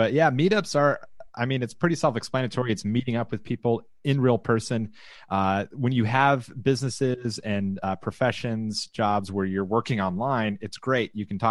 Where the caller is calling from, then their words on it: Austin, Texas, United States; I'm broadcasting from the Austin, Texas area, and I am back in my home office.